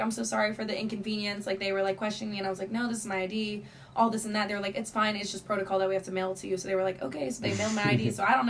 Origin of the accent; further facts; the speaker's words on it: New Jersey, United States; I'm from New Jersey